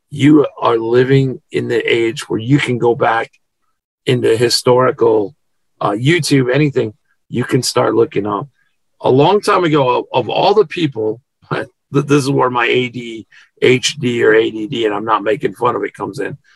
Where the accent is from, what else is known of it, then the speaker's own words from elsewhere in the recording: United States; I'm American.